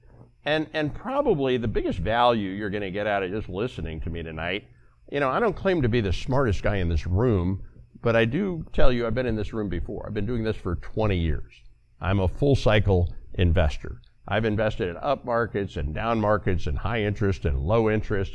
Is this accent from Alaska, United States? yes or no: no; Texas, United States; I am a Texan